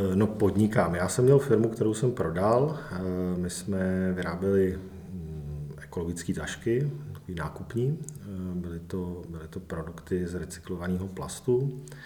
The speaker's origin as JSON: {"language": "Czech", "town": "Kladno", "region": "Central Bohemian Region", "country": "Czechia", "tie": "born or raised there", "also_born_or_lived": "England", "said": "kromě jako krátké epizody prostě v Anglii žiju v podstatě celý život tady na Kladně"}